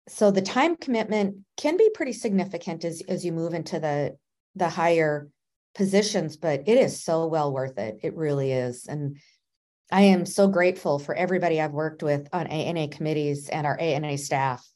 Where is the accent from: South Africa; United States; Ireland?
United States; Minnesota; moved away as an adult; now in South Carolina, United States; I'm from Minnesota. I live in South Carolina now.